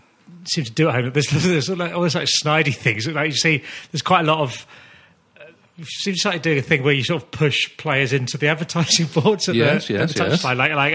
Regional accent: Kent, South East England, United Kingdom; I'm 42, so I grew up in Kent in the 1980s, hence why I support Liverpool.

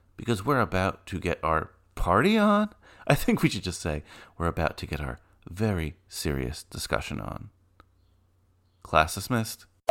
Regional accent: New York City, New York, United States; I was born in Flushing

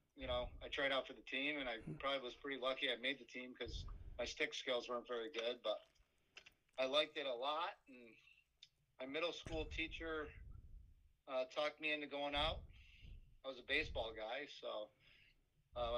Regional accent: Fairport, New York, United States; my hometown of Fairport

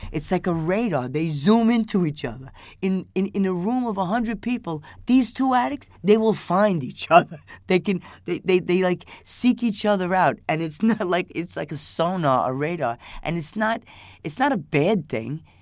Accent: New York City, New York, United States; I'm from, from New York. I'm from Queens.

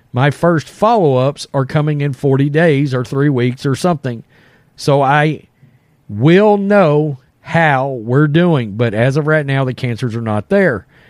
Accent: Texas, United States; we're from Texas. You know, we're all kind of a bunch of, you know, rednecks or Southern boys here.

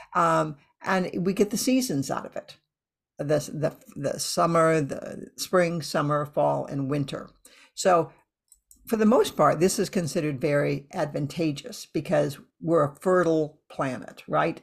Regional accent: Iowa, United States; moved away; I grew up in Iowa

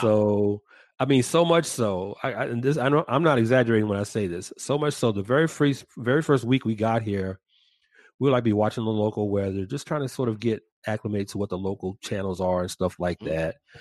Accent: Georgia, United States; now in California, United States; my home state of Georgia

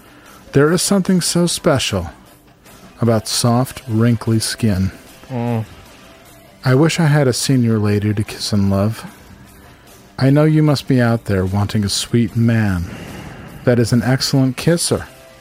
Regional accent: Netherlands; English is a second language; I'm from the Netherlands.

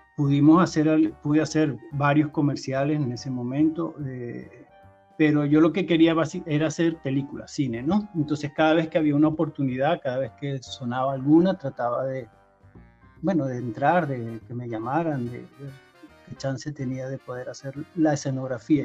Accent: Barcelona, Catalonia, Spain; moved away as an adult; also born or lived in Montevideo, Uruguay / Brazil; now in Caracas, Venezuela; yo crecí, digamos, en Barcelona, España desde los cinco años más o menos

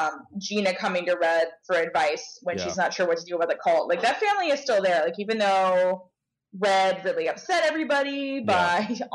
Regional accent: Cincinnati, Ohio, United States; I grew up in Cincinnati where we have no wasps.

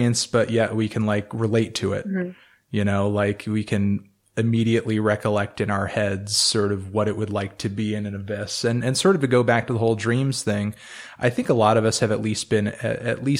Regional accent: New England, United States; I'm from New England myself. So, I mean, you know, I've pretty much been surrounded by trees for most of my life.

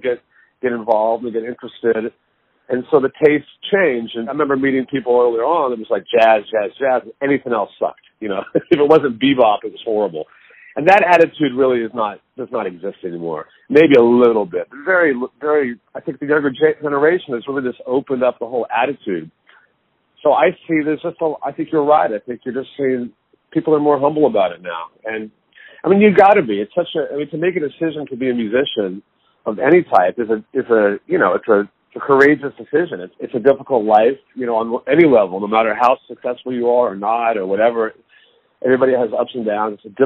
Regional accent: Dallas, Texas, United States; now in New York, United States; growing up in Dallas with my teacher, Henry Opstahl

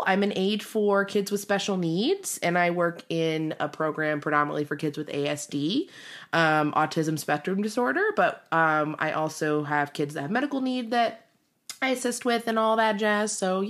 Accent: Detroit, Michigan, United States; we grew up in Michigan. We actually grew up in Detroit.

